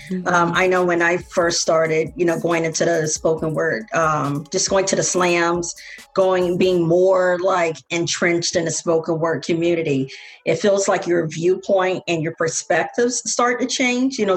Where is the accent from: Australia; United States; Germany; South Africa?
United States; Tampa, Florida; that I'm from Tampa and this is what we do.